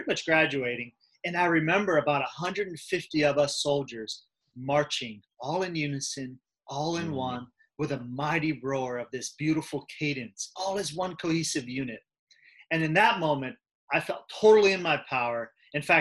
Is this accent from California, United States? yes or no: yes; Southern California, United States; also born or lived in Germany; I grew up here in Southern California